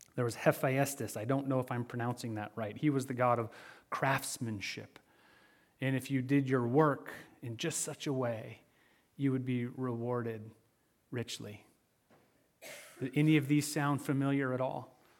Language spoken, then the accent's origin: English; Michigan, United States; growing up in Michigan, snowmobiling was an occasional pastime in the winter months